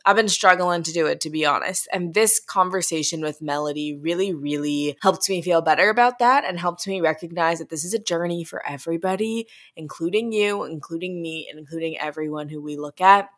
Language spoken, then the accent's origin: English; St. Louis, Missouri, United States; I'm a Midwestern girl myself. I'm from Saint Louis